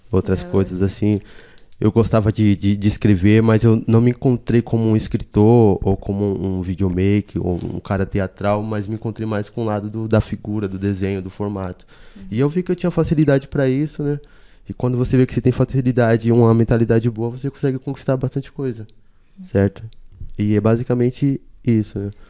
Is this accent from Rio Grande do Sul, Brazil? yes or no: no; Salvador, Bahia, Brazil; moved away as an adult; also born or lived in São Paulo; now in Embu das Artes, Brazil; E eu não sou de São Paulo, sou de Salvador, né? Sou da Bahia, estou aqui em São Paulo desde 2015.